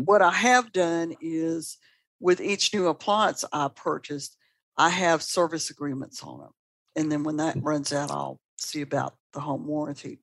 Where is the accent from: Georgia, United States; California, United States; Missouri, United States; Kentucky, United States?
Georgia, United States; Atlanta; now in Birmingham, Alabama, United States; I'm from Atlanta originally